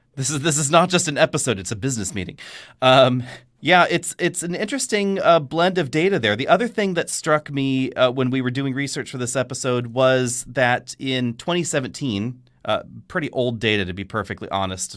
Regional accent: Bay Area, California, United States; growing up in the Bay Area

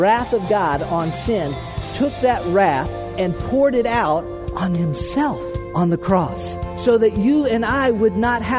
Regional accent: Florida, United States; I was born and raised in Florida, in South Central Florida, and South Florida

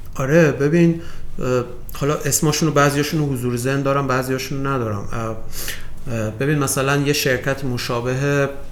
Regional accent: Iran; من به عنوان یک ایرانی

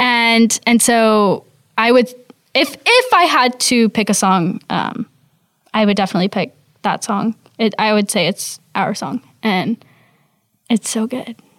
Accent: the South, United States; we're from the South

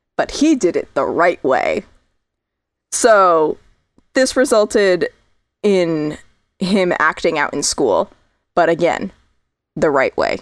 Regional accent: Connecticut, United States; also born or lived in Southern California; now in California, United States; Connecticut, my home state

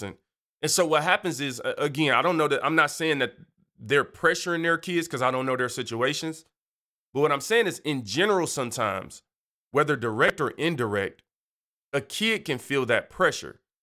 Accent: Detroit, Michigan, United States; I'm from Detroit.

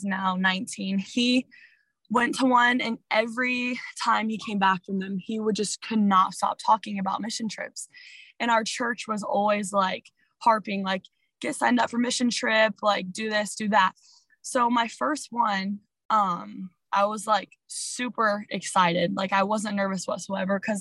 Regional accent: Illinois, United States; we're from Illinois, you know, there's nothing fun around us

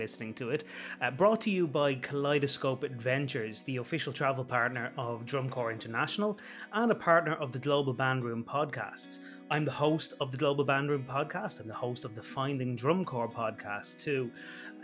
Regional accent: Ireland; my home country of Ireland

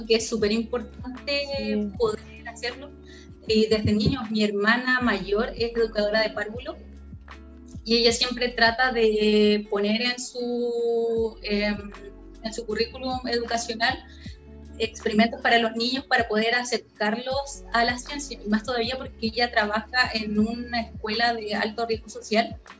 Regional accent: Antofagasta, Chile; moved away as an adult; also born or lived in Iquique / Calama / Santiago; now in United States; Yo nací en Antofagasta, en el norte de Chile, pero viví en Iquique, Calama y Antofagasta. No, no, me recorrí el norte

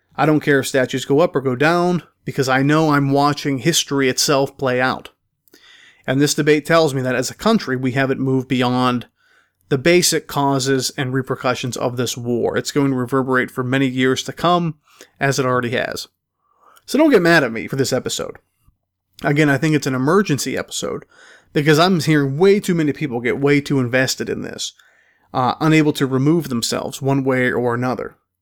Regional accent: Pennsylvania, United States; my home state of Pennsylvania. In fact, uh, some of them in the county in which I grew up

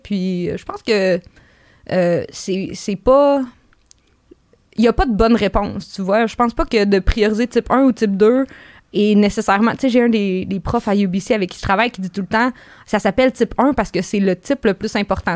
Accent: Gaspésie, Quebec, Canada; je viens de la Gaspésie, mais je viens pas d'une ferme

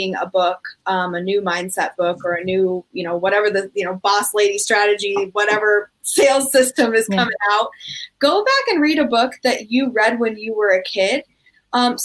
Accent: United States; in being American

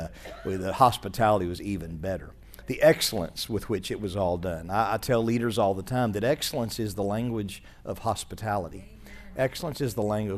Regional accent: Arkansas, United States; also born or lived in West Virginia; We're from Arkansas.

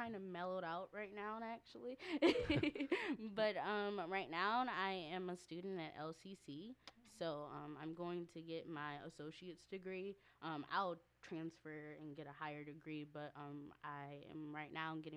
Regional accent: Lansing, Michigan, United States; I'm from Lansing, Michigan, and I graduated in 2020 from Everett High School

